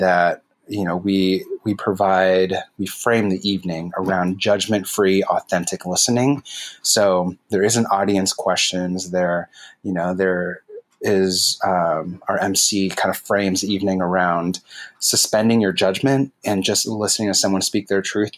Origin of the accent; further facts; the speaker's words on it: San Jose, California, United States; also born or lived in San Francisco; I'm born and raised in the Bay Area, East Side San Jose kid right here